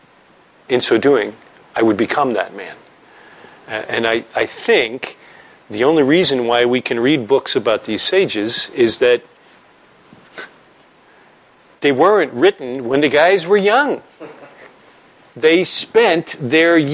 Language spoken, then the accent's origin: English; New York, United States; I'm from New York